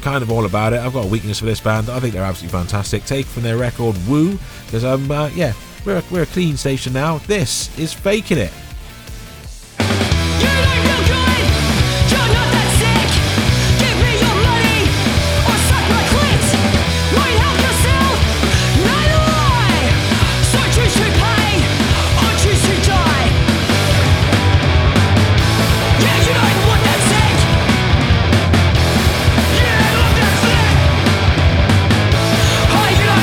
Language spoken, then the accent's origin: English; United Kingdom; me being British and having certain emphasis on certain words